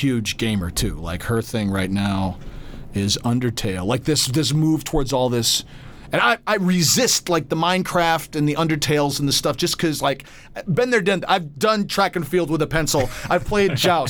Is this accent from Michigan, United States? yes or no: yes; Grand Rapids, Michigan, United States; moved away; I'm from Grand Rapids, Michigan originally